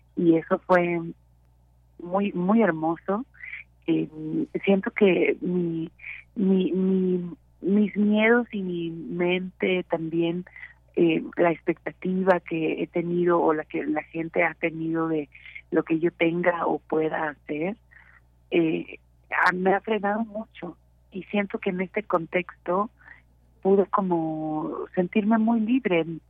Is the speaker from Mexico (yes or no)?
yes; Mexico; como mexicanos